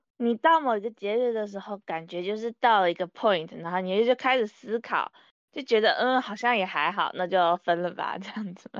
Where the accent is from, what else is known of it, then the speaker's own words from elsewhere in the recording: Taiwan; 我人在台湾，我是，我是台湾人